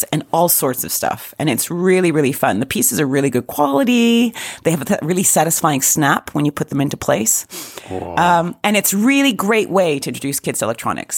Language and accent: English; Canada; being Canadian